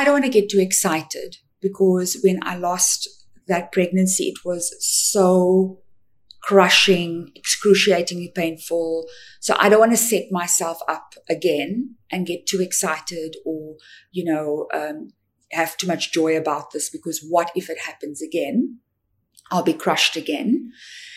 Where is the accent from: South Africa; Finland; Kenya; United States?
South Africa; I'm from South Africa